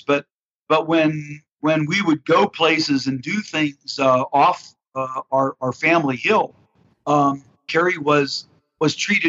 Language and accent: English; Pittsburgh, Pennsylvania, United States; I hail from Pittsburgh, Pennsylvania, and grew up here in the Steel City, and still live here